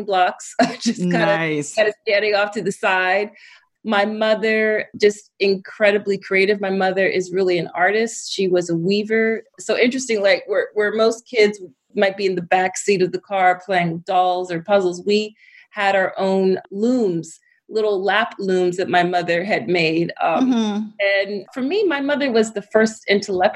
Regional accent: Philadelphia, Pennsylvania, United States; I am from Philly. I'm from the East Coast of the United States. I grew up in the city and was very much a city kid

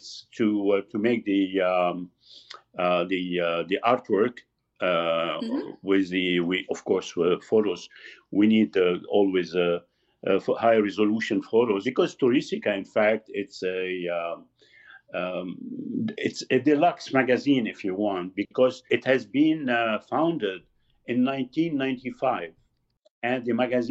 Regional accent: Lebanon; moved away as an adult; also born or lived in Beirut; now in Quebec, Canada; I am from Lebanon. I'm Lebanese.

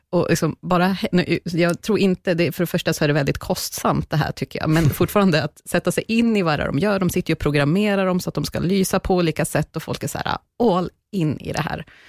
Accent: Bollnäs, Gävleborg County, Sweden; now in Stockholm, Sweden; Jag är uppväxt i en eh, stad faktiskt i mitten av Sverige som heter Bollnäs.

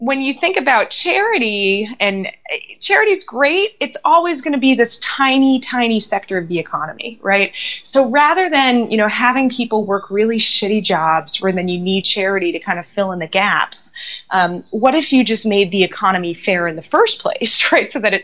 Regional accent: Los Angeles, California, United States; I grew up in Los Angeles.

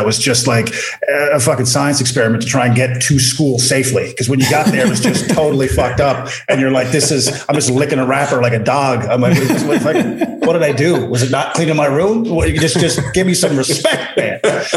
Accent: Newfoundland and Labrador, Canada; moved away as an adult; also born or lived in Calgary; now in Halifax, Canada; as a Newfoundlander

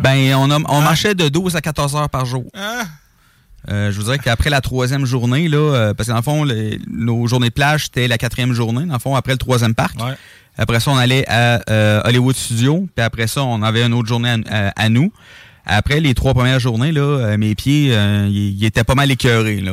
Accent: Quebec, Canada

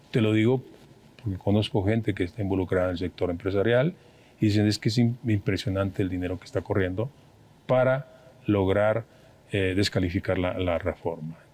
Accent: Mexico; Los que vamos a perder son los mexicanos, somos los mexicanos.

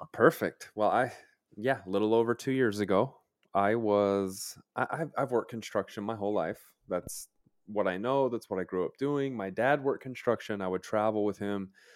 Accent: Utah, United States

